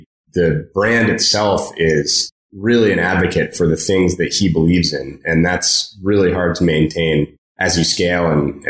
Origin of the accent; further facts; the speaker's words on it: San Francisco, California, United States; I grew up in San Francisco